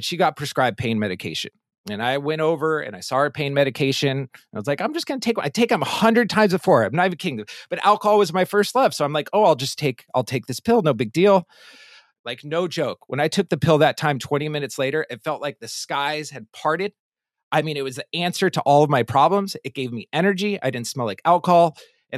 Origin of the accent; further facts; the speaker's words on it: Palo Alto, California, United States; I'm originally from Northern California, born and raised in Palo Alto, California